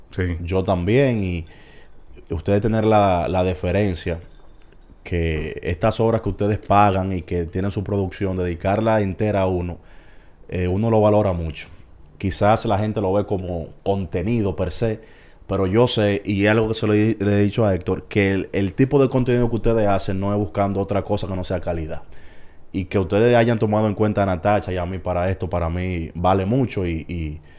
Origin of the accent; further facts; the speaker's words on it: San Cristóbal, Dominican Republic; Yo soy de San Cristóbal.